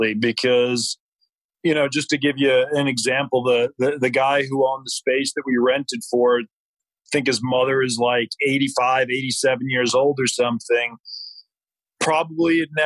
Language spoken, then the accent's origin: English; New York, United States; moved away as an adult; now in Nashville, United States; I grew up in New York. I moved to Nashville in 2006, so it's been about 13 years now.